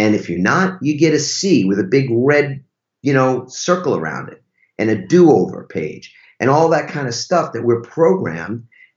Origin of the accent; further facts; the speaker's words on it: New York, United States; I'm from New York